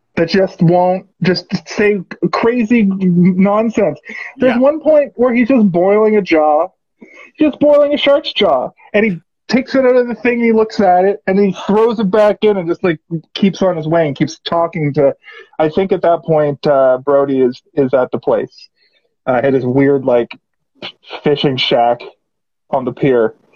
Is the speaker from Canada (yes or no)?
yes; Halifax, Nova Scotia, Canada; moved away as an adult; now in Toronto, Canada; hey, hey, Halifax